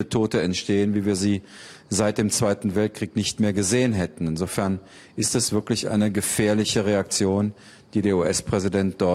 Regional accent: Germany; als Deutscher kennt man ein bisschen die Geschichte

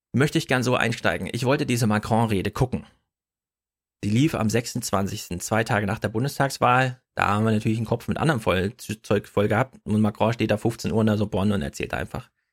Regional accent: East Germany, Germany; als Ossi-Kind, da hat man halt Russisch in der Schule

